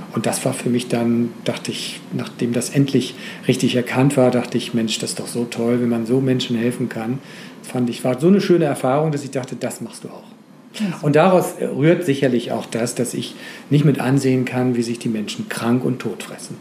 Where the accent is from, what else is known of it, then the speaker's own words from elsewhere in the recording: Schleswig-Holstein, Germany; ich bin Schleswig-Holsteiner